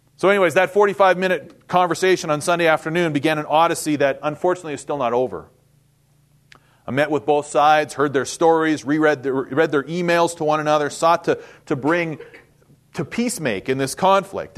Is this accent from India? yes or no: no; Winnipeg, Manitoba, Canada; moved away as an adult; also born or lived in Saskatchewan; now in United States; I was born and raised in Winnipeg, Manitoba, Canada. So yes, I'm a Canuck